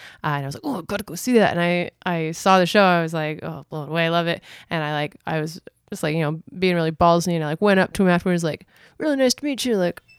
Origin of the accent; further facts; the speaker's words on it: Scarborough, Ontario, Canada; born there; also born or lived in Kitchener-Waterloo / Mississauga / Ajax / Whitby; Well, unfortunately, I was born in Scarborough.